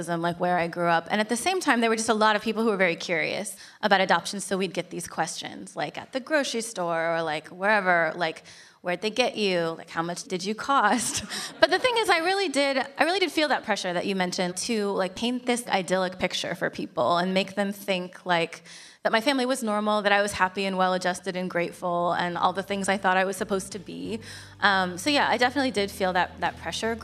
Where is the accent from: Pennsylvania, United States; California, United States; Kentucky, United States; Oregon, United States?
Oregon, United States; moved away as an adult; I spent the first 18 years of my life in Oregon, so always great to come back to my home state